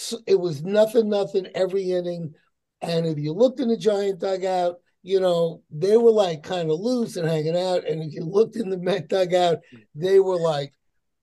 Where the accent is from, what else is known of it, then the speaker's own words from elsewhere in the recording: New York, United States; moved away as an adult; I'm a New Yorker